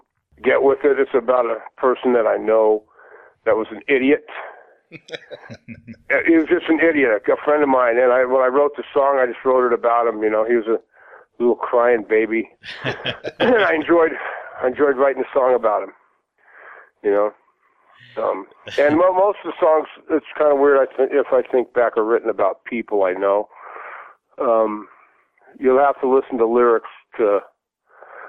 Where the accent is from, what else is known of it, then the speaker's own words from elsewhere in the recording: Pasadena, California, United States; now in Cannes, France; I'm from Pasadena